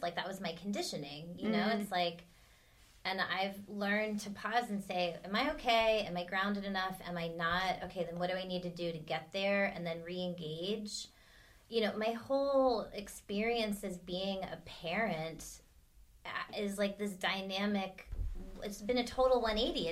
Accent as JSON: {"language": "English", "country": "United States", "said": "I'm American."}